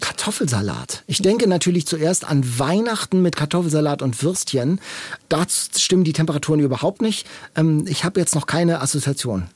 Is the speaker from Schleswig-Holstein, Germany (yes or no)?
yes; Lübeck, Schleswig-Holstein, Germany; also born or lived in Franconia, Bavaria; now in Hamburg, Germany; Ich komme ja aus Lübeck und äh, Hamburg ist tatsächlich jetzt, das ist meine Heimat hier.